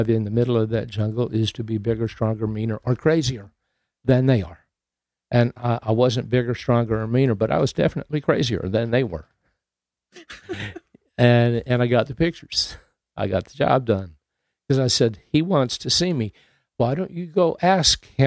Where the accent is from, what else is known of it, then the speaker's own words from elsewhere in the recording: Santa Barbara, California, United States; also born or lived in Jacksonville, Florida / Utah / Riverside, California; I grew up in Southern California